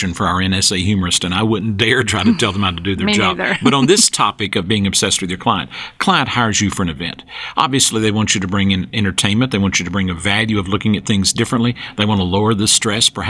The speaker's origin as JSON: {"language": "English", "area": "Western North Carolina", "region": "rural North Georgia", "country": "United States", "tie": "born or raised there", "said": "I grew up, and you can tell by my accent, in the rural part of North Georgia, Western North Carolina"}